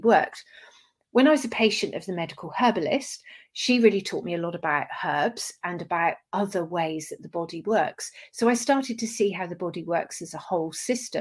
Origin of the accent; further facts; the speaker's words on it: Dorset, South West England, United Kingdom; I grew up in Dorset